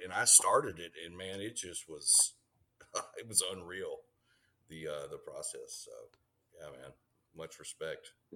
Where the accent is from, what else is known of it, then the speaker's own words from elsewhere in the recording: Houston, Texas, United States; growing up in Texas, we we all, you know, our, our dads all read Louis L'Amour